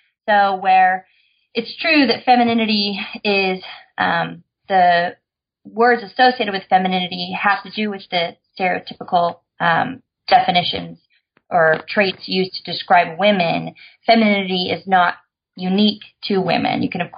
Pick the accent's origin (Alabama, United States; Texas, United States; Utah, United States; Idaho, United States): Idaho, United States; moved away as an adult; but I'm from Idaho. So I moved to California at 18 and have been lucky enough to get to stay here.